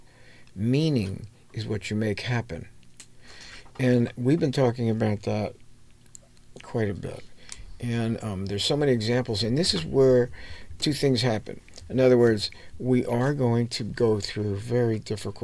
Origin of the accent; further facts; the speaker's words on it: United States; also born or lived in New York; I grew up in New Jersey and New York